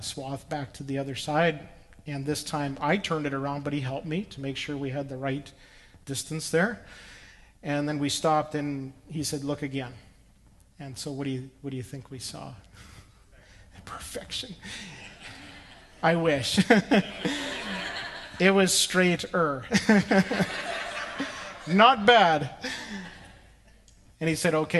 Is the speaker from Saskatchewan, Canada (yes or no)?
yes; Saskatchewan, Canada; the farm where I grew up in Saskatchewan